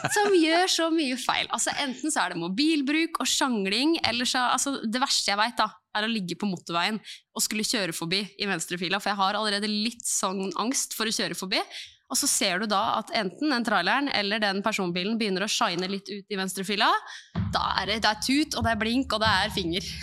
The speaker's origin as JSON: {"language": "Norwegian", "town": "Eidsvoll", "region": "Akershus", "country": "Norway", "said": "fra Eidsvoll"}